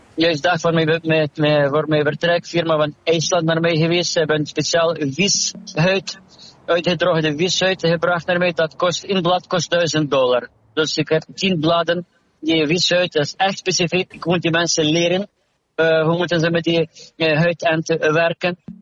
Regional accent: Ukraine; Dutch is a second language; moved away as an adult; now in Belgium; Ik ben afkomstig van Oekraïne. Daar heb ik geneeskunde gedaan

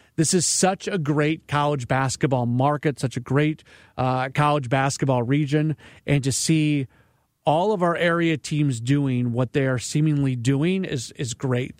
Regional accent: St. Louis, Missouri, United States; being a baseball fan growing up in St. Louis

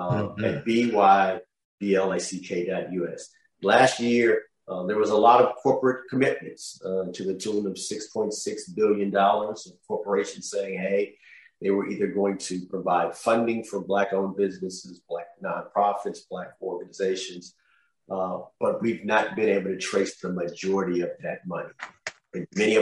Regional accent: Oakland, California, United States; I grew up in Oakland.

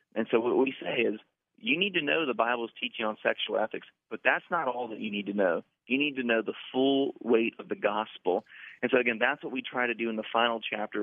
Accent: Orlando, Florida, United States; I'm from Orlando, so that's part of my identity. I'm from Orlando

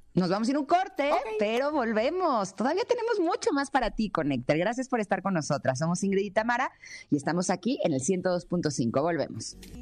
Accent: Mexico; soy mexicana típica que le echo limón a todo

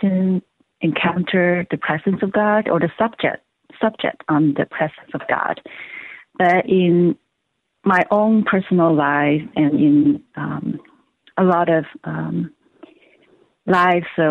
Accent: Hong Kong; moved away as an adult; now in Los Angeles, United States; I'm originally from China, Hong Kong, and I came to the U.S. for college

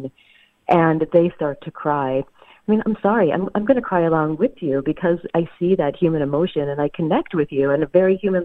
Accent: the South, United States; I grew up in the South

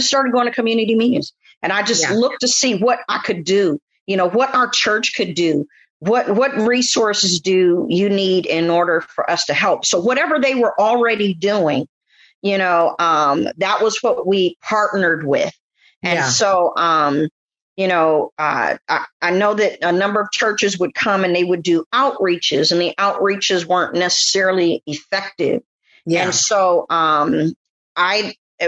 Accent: San Francisco, California, United States; I'm from San Francisco.

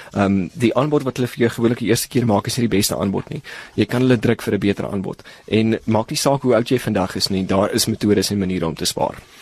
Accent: South Africa; ons as Suid-Afrikaners

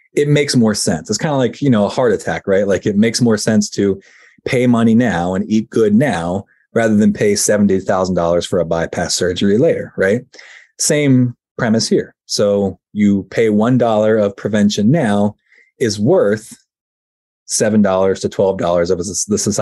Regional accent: Virginia, United States; now in Pennsylvania, United States; I now live in Pennsylvania, but I grew up in Virginia

